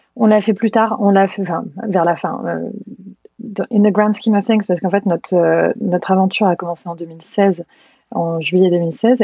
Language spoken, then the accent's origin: French; Normandy, France; moved away as an adult; also born or lived in Caen / London / San Francisco; j'ai grandi en Normandie, à une heure de Paris